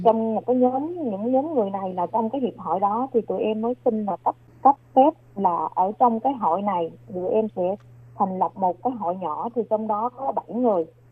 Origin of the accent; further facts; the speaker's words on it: Long An, Vietnam; moved away as an adult; now in New Taipei, Taiwan; quê của em là ở tỉnh Long An và em sang Đài Loan được là 18 năm